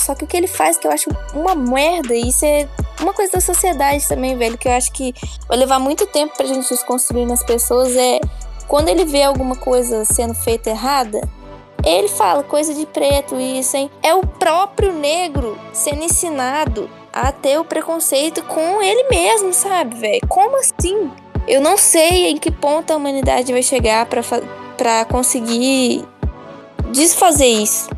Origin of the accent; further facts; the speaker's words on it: Brazil; also born or lived in United States / Bronx, New York; eu cresci aqui no Brasil escutando isso, com conflitando de como eu cresci nos Estados Unidos.